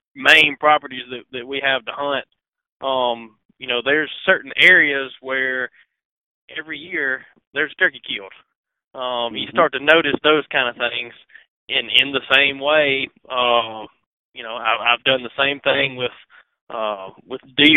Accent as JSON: {"language": "English", "region": "Northeast Mississippi", "country": "United States", "moved": "as an adult", "lives_now": "Mississippi Delta, United States", "said": "I'm from Northeast Mississippi. I've lived, been in around the Delta for about 10 years now."}